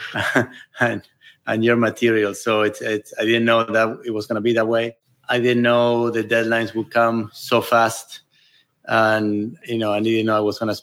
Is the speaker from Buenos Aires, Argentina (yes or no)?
yes; Buenos Aires, Argentina; moved away as an adult; now in California, United States; I grew up in Buenos Aires